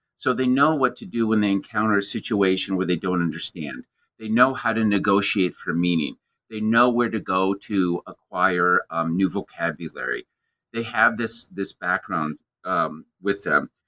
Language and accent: English; American Midwest, United States; born or raised there